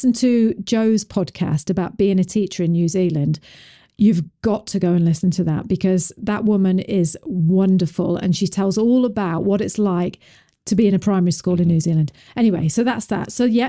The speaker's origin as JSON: {"language": "English", "region": "England", "country": "United Kingdom", "lives_now": "United States", "said": "When we came from England, it was like, why are you talking to the children like, you know, like they have got an opinion?"}